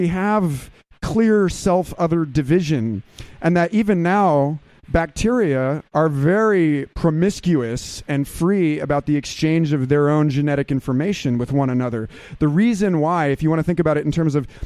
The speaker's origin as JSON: {"language": "English", "town": "Austin", "region": "Texas", "country": "United States", "said": "I'm from Austin, Texas"}